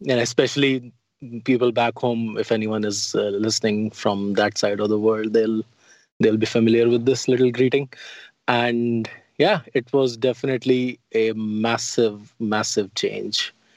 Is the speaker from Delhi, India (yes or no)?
yes; Delhi, India; moved away as an adult; also born or lived in Utah; now in United States; I grew up in Old Delhi, which is the walled city, the old city.